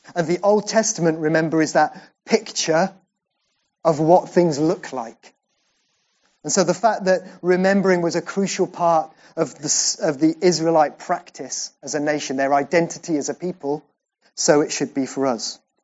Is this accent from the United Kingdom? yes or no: yes; Welsh, Wales, United Kingdom; I'm Welsh.